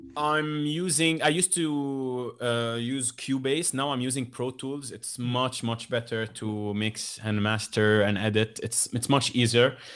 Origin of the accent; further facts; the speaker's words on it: Lebanon; I come from Lebanon